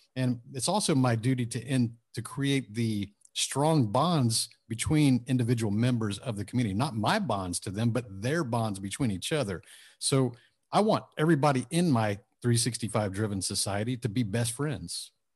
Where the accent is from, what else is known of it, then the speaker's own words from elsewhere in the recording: suburb of Houston, Texas, United States; also born or lived in Japan; I grew up lower middle class, suburb of Houston, small town, about fifteen thousand population